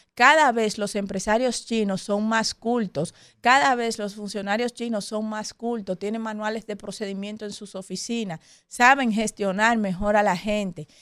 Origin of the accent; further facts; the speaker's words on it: Dominican Republic; nosotros como dominicanos